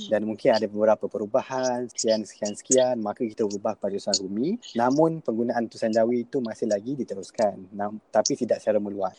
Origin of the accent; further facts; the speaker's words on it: Malaysia; kita sebagai rakyat Malaysia